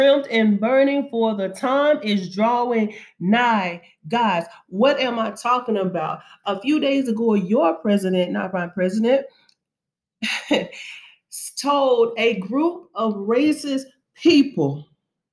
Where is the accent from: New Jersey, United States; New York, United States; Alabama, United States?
Alabama, United States; moved away; also born or lived in Kentucky; I'm from Alabama